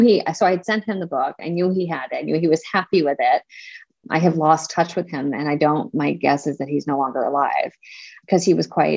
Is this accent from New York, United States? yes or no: no; Pennsylvania, United States; my mom's house in Pennsylvania, where I grew up